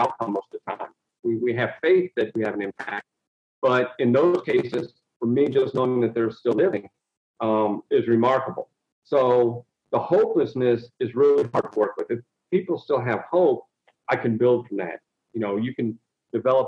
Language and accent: English; Toledo, Ohio, United States; I'm an inner city kid. I came from East Toledo, raised an African-American family